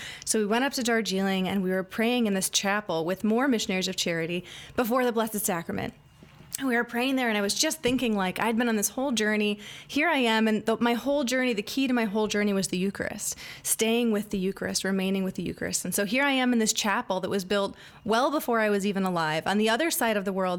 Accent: Ann Arbor, Michigan, United States; I'm from Ann Arbor, townie, okay. Very proud. There's not very many of us. Most people in Ann Arbor are transplants, but I am a real person from Ann Arbor. That's where I'm from.

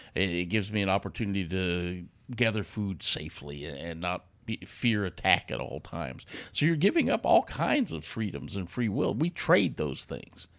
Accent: United States; I was back in America, and I was back to being an American.

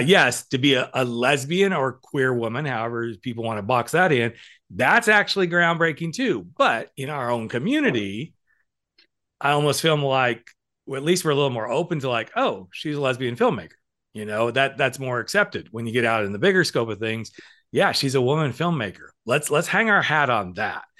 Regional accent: the South, United States; I grew up in the South

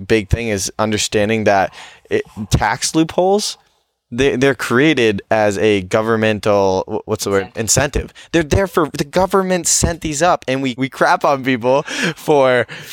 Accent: New Hampshire, United States; growing up in New Hampshire, there's not a lot

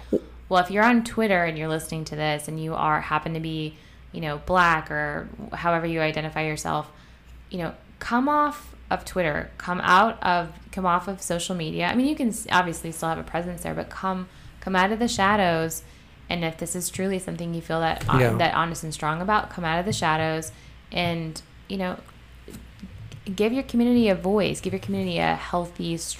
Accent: Canada; I'm from Canada. We're not supposed to own guns.

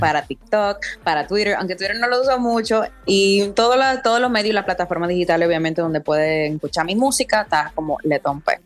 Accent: Dominican Republic; yo he vivido toda la vida aquí en, en República Dominicana, o sea, me fui a estudiar fuera por un año y medio, pero después siempre he estado acá

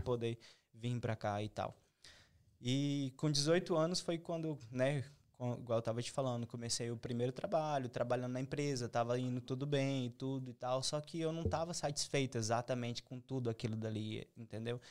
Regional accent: Tocantins, Brazil; moved away as an adult; eu sou o único tocantinense no mundo que tá aqui

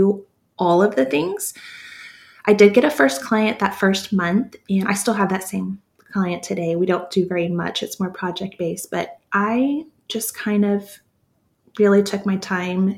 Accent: Texas, United States; I'm from Texas

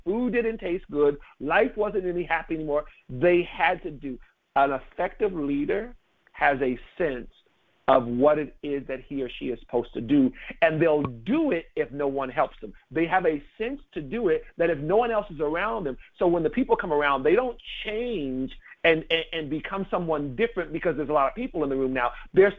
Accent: California, United States; She's driving on Highway 1 in California. I'm from California.

